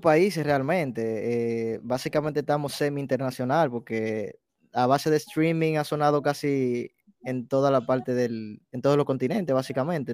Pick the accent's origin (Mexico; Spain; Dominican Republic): Dominican Republic; first language Spanish; also born or lived in New York City; now in New York, United States; yo nací me crié en la República, en la República Dominicana